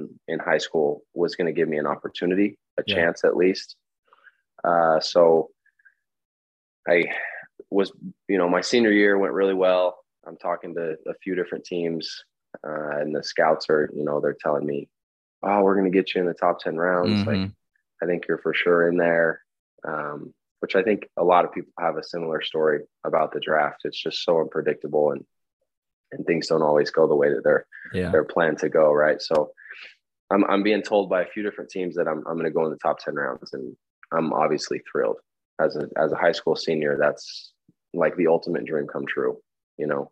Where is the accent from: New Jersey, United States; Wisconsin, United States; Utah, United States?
Utah, United States; Elk Ridge; I'm from Utah, Elk Ridge to be specific.